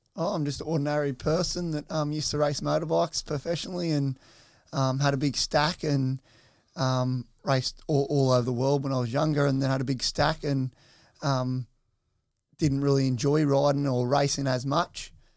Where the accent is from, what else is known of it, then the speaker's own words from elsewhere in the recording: Soldiers Point, New South Wales, Australia; growing up over at, uh, Soldiers Point, uh, at the back of my nan and pop's